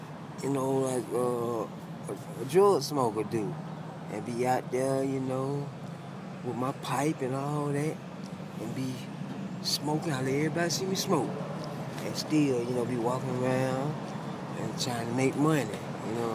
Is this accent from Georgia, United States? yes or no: yes; Atlanta, Georgia, United States; I'm from Atlanta